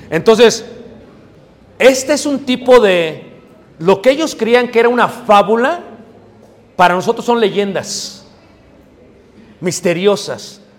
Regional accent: Mexico City, Mexico; Si tú creciste como yo crecí en Ciudad de México, yo creía que era verdad.

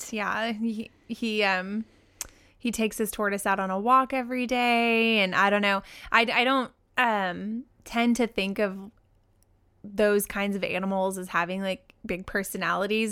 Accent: Oklahoma City, Oklahoma, United States; moved away; my hometown, Oklahoma City, Oklahoma

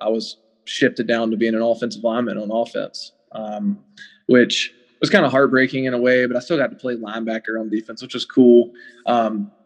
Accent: Westminster, South Carolina, United States; I grew up in Westminster, South Carolina, which is in the upstate

